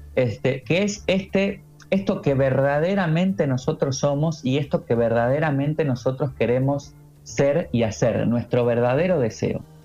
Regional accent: Argentina; now in Murcia, Spain; yo soy argentino, que yo vivo en Murcia

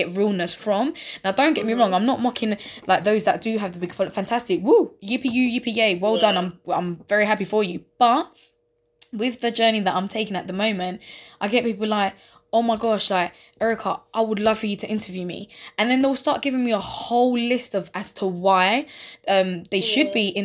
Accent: London, United Kingdom; East London, Newham

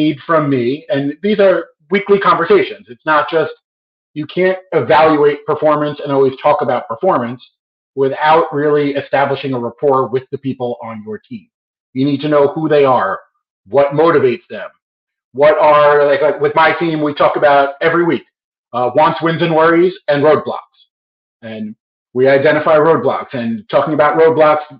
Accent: New York, United States; I'm a New Yorker

